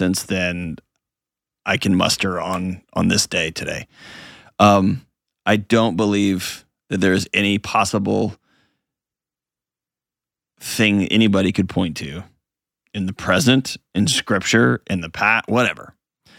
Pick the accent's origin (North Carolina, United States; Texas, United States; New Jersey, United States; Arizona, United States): Texas, United States; moved away; my home state of Texas